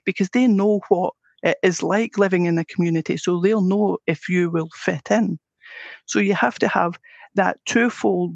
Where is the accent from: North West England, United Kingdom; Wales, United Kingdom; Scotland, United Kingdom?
Scotland, United Kingdom; accent: Scottish; I'm Scottish with my accent